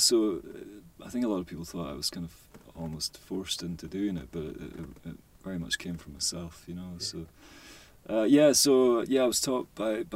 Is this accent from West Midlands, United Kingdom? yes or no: no; Lewis, Outer Hebrides, Scotland, United Kingdom; now in Greenock, United Kingdom; Originally from the Outer Hebrides, Lewis. I was brought up in Lewis, so my mum's from South Hewes, so I've got a bit of both going on.